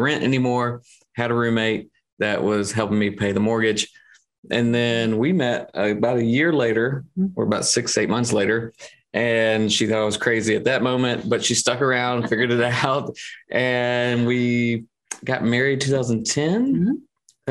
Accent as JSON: {"language": "English", "town": "Columbia", "country": "United States", "said": "So I'm from Columbia, only lived out of Columbia for like 2 years total."}